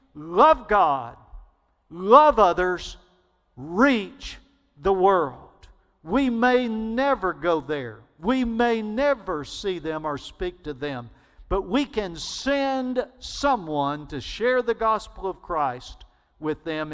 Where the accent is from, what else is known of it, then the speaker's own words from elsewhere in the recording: Alabama, United States; I grew up in Alabama